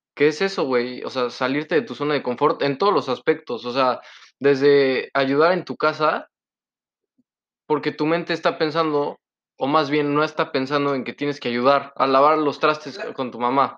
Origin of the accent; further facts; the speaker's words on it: Poblano, Puebla, Mexico; now in Canada; Yo soy el poblano